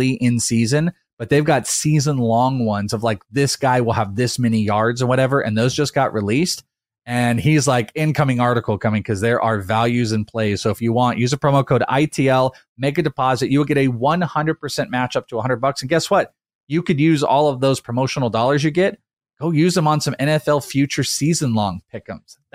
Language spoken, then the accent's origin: English; Wales, United Kingdom; For Bogman, I am Welsh.